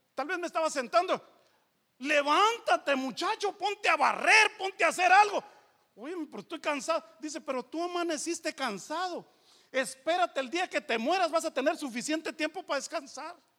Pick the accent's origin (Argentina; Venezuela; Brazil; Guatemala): Guatemala; moved away; also born or lived in Los Angeles, United States